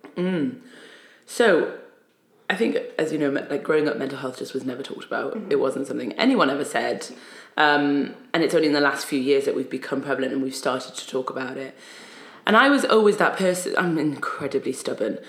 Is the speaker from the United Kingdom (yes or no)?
yes; Newcastle upon Tyne, North East England, United Kingdom; also born or lived in Egypt; I was born in Egypt, came to England when I was about five, and then grew up in Newcastle upon Tyne